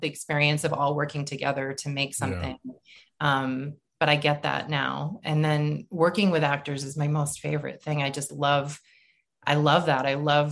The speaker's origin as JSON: {"language": "English", "town": "Boston", "region": "Massachusetts", "country": "United States", "moved": "yes", "said": "I'm from Boston"}